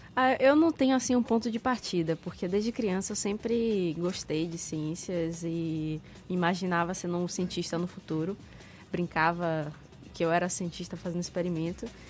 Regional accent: Salvador, Bahia, Brazil; apesar de eu ser nascido e criado em Salvador

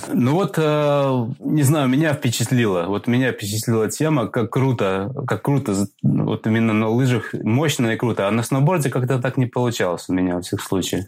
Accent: Latvia; moved away as an adult; now in England, United Kingdom; я родом из Латвии. И вот я оказался в Англии

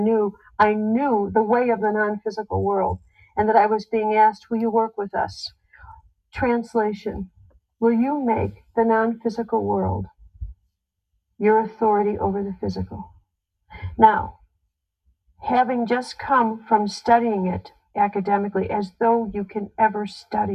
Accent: Chicago, Illinois, United States; I was in Chicago, my hometown

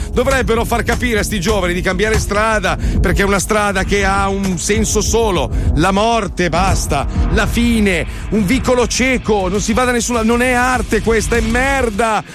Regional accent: Milan, Lombardy, Italy; Io parlo male perché sono milanese

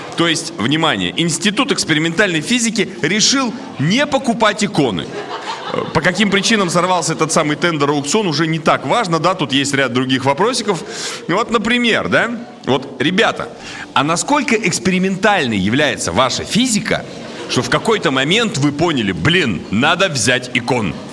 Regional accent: Surgut, Khanty-Mansi Autonomous Okrug, Russia; now in Moscow, Russia; сам я из Сургута переехал в Москву

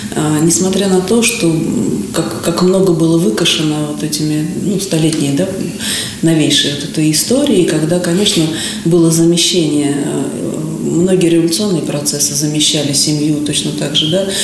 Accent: Moscow, Russia; мы россияне, мы москвичи

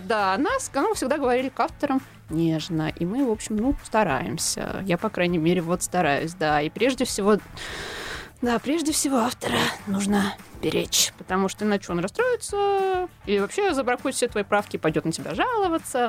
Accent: Tula, Tula Oblast, Russia; moved away; also born or lived in Moscow; Это моя малая родина. Там выросла, ну, можно сказать, достигла подросткового возраста.

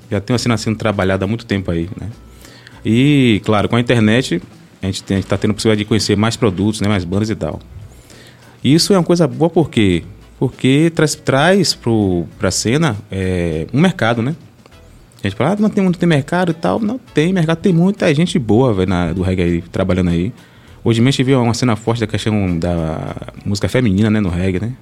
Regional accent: Salvador, Bahia, Brazil; moved away as an adult; now in Esplanada, Brazil; eu sou de Salvador, né? De Castelo Branco. E aí a gente, eu e minha esposa, de minha esposa, fomos morar em Esplanada

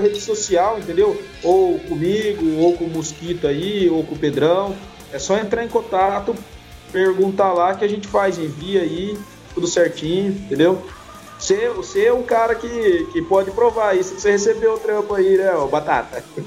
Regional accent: São Paulo, Brazil; Somos de São Paulo

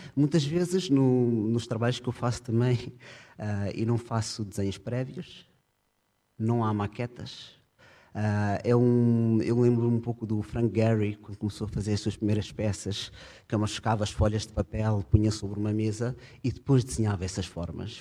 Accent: Portugal; moved away as an adult; Eu sou português, ah, até já desde 2005 vivo fora de Portugal

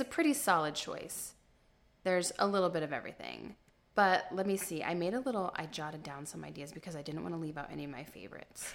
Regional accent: Modesto, California, United States; also born or lived in New York; I was born here in Modesto, born and raised

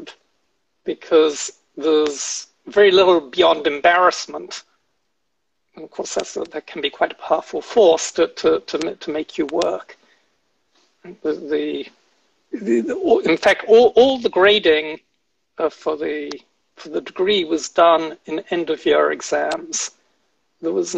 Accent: United Kingdom; moved away as an adult; also born or lived in Oxford; now in United States; as a British undergraduate.

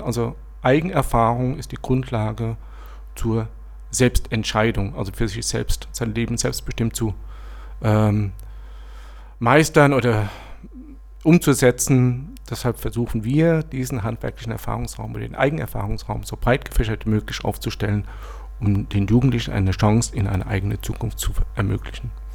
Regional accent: Lower Franconia, Bavaria, Germany; moved away as an adult; now in Berlin, Germany; ich komme aus ursprünglich aus Unterfranken, war dort zehn Jahre selbstständig

